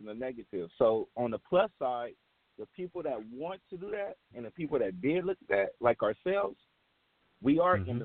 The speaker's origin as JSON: {"language": "English", "town": "Los Angeles", "region": "California", "country": "United States", "moved": "yes", "said": "I'm from Crenshaw 43rd, 10 blocks away from … and all that. Like, I'm from the neighborhood and from the soil"}